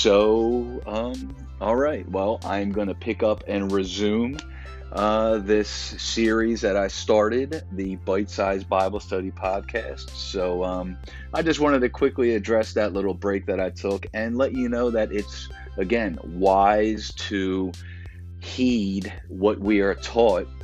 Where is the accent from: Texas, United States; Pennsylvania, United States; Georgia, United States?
Pennsylvania, United States; Philadelphia; growing up in Philadelphia